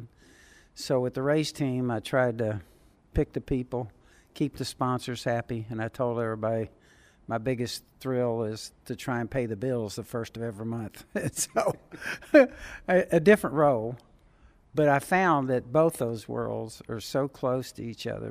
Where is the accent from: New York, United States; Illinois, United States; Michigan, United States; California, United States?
California, United States; Southern; when I was a teenager growing up in Southern California